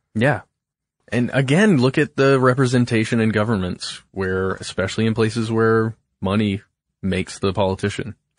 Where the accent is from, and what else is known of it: Alpharetta, Georgia, United States; born or raised there